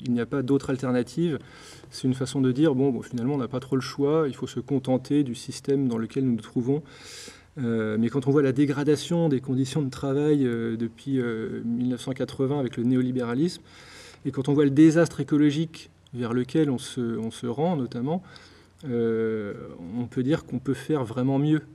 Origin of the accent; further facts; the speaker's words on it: Blois, Centre-Val de Loire, France; also born or lived in Nantes / Lyon; now in Brittany, France; j'ai grandi à Blois, dans le Loir-et-Cher.